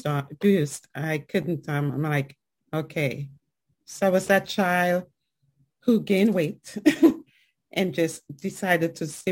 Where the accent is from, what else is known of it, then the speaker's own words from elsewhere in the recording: Trinidad & Tobago; accent: island and New York accent; also born or lived in New York, United States; now in Fayetteville, United States; growing up in Trinidad and Tobago as a young woman